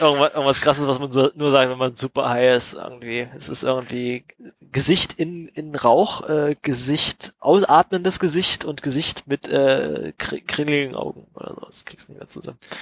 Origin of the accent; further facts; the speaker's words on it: East Germany, Germany; als Kinder in Ostdeutschland